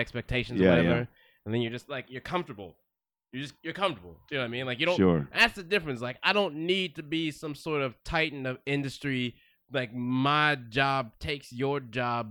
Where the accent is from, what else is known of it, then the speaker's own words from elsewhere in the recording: Houston, Texas, United States; now in Los Angeles, United States; I grew up in Houston, Texas